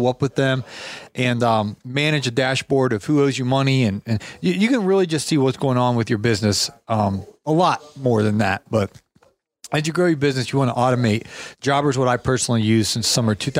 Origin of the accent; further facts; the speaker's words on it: Canton, Ohio, United States; I grew up in Canton, Ohio